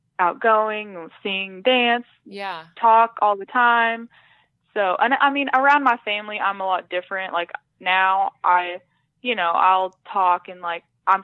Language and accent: English; Ada, Oklahoma, United States; my dad was in the Air Force when I was little, so okay. we kind of moved around some, but we've lived in Ada probably, that's the town I'm from in right. Oklahoma. We've lived there most of my life, so yeah, we still live in the same town.